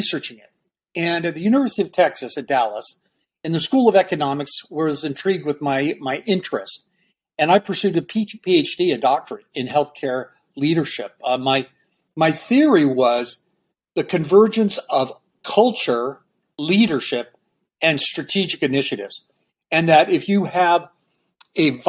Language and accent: English; Vancouver, British Columbia, Canada; moved away; also born or lived in Peru; I'm originally from Canada, Vancouver